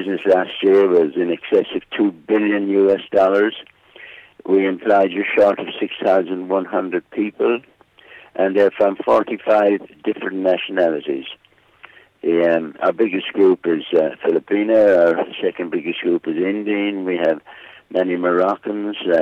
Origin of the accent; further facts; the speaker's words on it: Ballinasloe, Connacht, Ireland; accent: Irish; moved away as an adult; also born or lived in London / Shannon; now in Dubai, United Arab Emirates; I'm from Ballinasloe in County Galway.